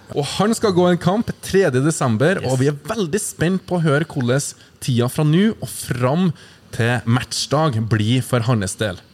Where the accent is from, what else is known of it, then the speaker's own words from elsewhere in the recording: Verdal, Trøndelag, Norway; jeg kommer jo fra Verdalen